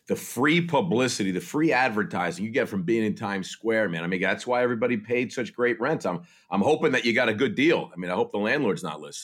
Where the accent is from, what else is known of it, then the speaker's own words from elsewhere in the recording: New Jersey, United States; I'm from New Jersey.